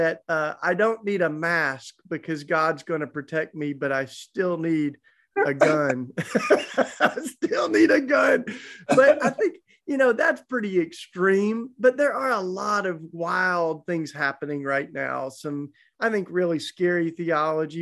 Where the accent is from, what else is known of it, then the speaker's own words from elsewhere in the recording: East Tennessee, United States; accent: Southern; I grew up down in the South, so that's where my charming accent comes from, East Tennessee